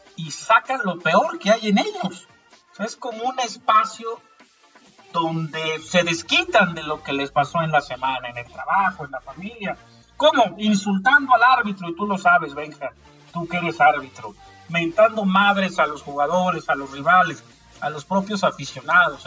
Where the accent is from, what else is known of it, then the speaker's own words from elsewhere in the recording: Mexico; en México creo que no somos así